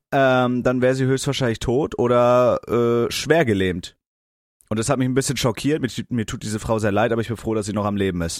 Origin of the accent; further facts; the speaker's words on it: near Kiel, Schleswig-Holstein, Germany; ich komme ja aus Schleswig-Holstein, so ja. Umgebung Kiel